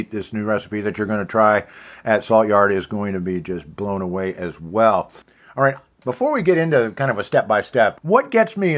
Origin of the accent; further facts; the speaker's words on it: Kansas City, Missouri, United States; I'm from Kansas City